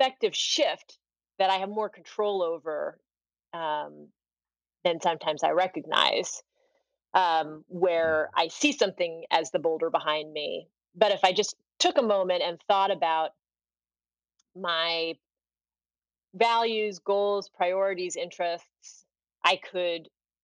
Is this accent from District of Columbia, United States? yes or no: yes; Washington, District of Columbia, United States; I grew up in Washington, D.C.